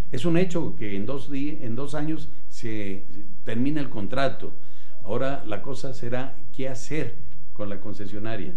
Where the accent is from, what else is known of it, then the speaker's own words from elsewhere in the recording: Aguascalientes, Mexico; Yo soy gente de Aguascalientes, por cierto, del municipio de Aguascalientes, que es importante, donde lo conocí desde pequeño